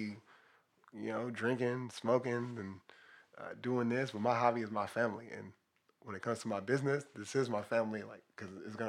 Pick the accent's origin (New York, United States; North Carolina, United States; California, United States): California, United States; Watts; Like, me growing up, I grew up in Watts, Imperial Courts Housing Projects, you know, gang banging, being a part of it.